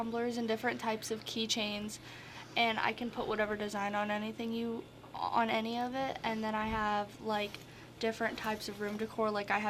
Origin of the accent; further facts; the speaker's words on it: Wayne City, Illinois, United States; I'm from Wayne City